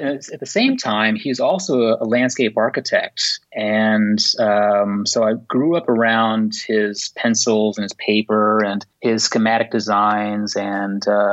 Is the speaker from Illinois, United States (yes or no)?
yes; Illinois, United States; also born or lived in Springfield, Illinois / Chicago, Illinois; now in Montreal, Canada; I'm originally from the United States, from Illinois, both Springfield and Chicago region.